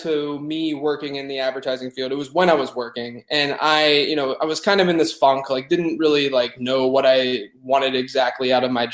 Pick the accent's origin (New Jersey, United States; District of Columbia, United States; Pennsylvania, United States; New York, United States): Pennsylvania, United States; Pittsburgh; moved away as an adult; now in Charlotte, United States; I grew up in Pittsburgh, born and raised whole life until after college